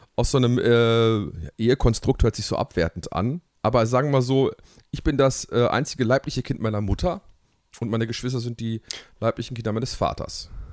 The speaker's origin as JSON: {"language": "German", "town": "Hamm", "region": "North Rhine-Westphalia", "country": "Germany", "tie": "born or raised there", "said": "Ich bin tatsächlich äh, in Hamm geboren, äh, im Marienhospital"}